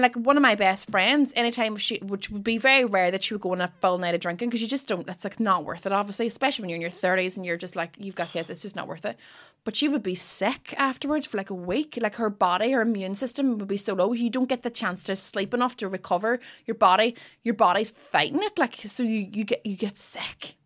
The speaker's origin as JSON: {"language": "English", "town": "Derry", "region": "Northern Ireland", "country": "United Kingdom", "said": "I'm from Derry"}